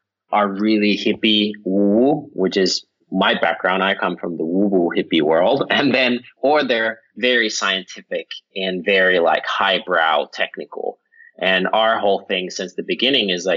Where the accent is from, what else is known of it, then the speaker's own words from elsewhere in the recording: Finland; now in Los Angeles, United States; I'm from Finland originally